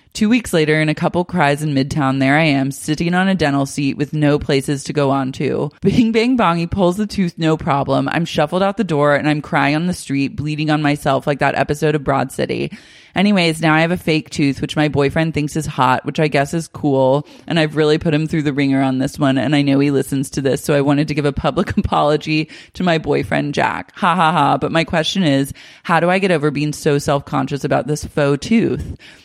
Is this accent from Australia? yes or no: yes; Australia; Keep in mind, I'm Australian and didn't really realize that health and dental insurance were totally different.